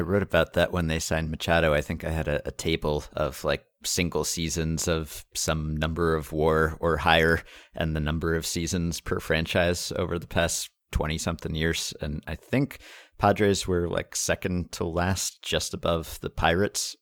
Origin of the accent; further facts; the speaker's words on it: New York, United States; I am a New Yorker